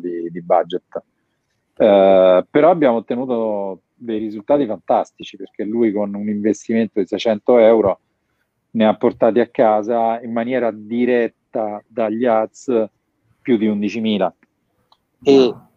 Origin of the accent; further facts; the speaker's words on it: Rome, Lazio, Italy; pur essendo romano